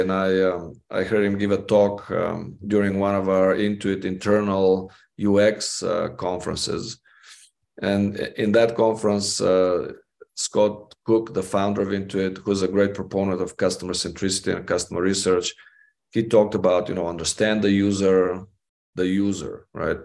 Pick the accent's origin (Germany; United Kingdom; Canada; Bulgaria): Bulgaria; moved away as an adult; now in Las Vegas, United States; growing up in Bulgaria and then coming to the United States to study psychology